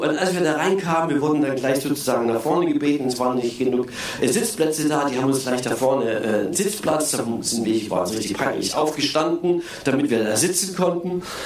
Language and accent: German; Germany; als Europäer und als Deutsche